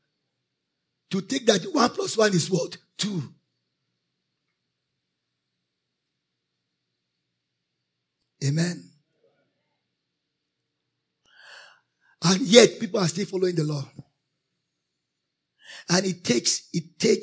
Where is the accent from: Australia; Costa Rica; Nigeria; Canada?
Nigeria; I am a Christian. Righteous before I'm a Nigerian